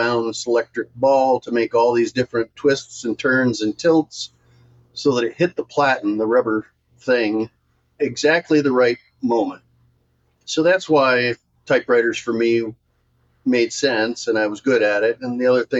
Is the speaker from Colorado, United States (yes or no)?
no; Michigan, United States; I was born and raised in Michigan